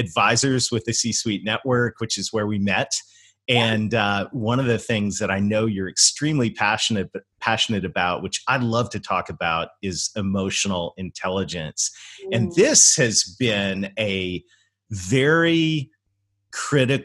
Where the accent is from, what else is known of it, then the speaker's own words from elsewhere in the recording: Canada; my home country of Canada